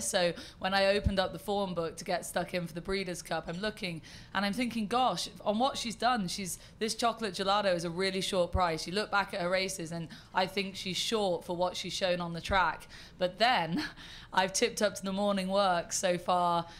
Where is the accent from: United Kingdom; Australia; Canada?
United Kingdom; accent: terribly British; I am terribly British.